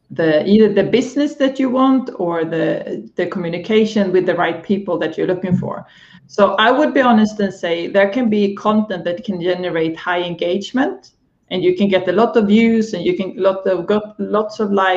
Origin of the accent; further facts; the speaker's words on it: Sweden; now in London, United Kingdom; I am Swedish by heart